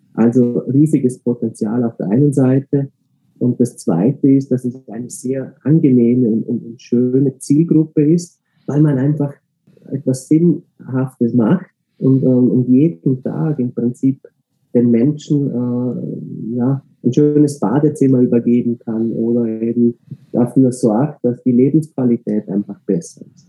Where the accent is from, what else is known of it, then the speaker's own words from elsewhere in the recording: Austria; ich selber bin Österreicher